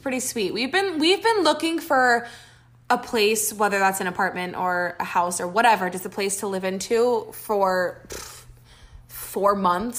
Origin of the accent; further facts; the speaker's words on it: Orlando, Florida, United States; moved away; we are both from Orlando, Florida